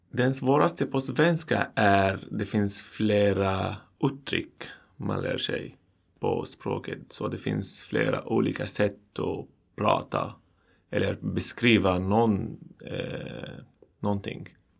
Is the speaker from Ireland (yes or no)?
no; Syria; Swedish is a second language; moved away as an adult; now in Sweden; kommer från Syrien